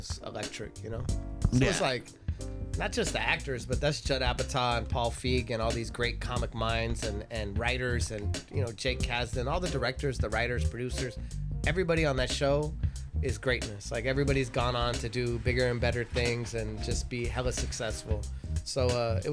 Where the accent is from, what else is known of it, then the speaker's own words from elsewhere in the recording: Los Angeles, California, United States; I'm from Reseda.